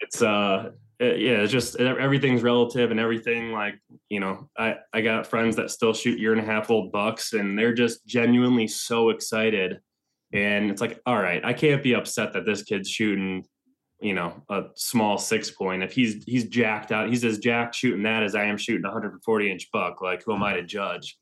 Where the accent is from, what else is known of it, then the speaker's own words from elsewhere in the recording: Northern Michigan, United States; moved away as an adult; also born or lived in Ann Arbor, Michigan; now in Ohio, United States; I'm originally from Northern Michigan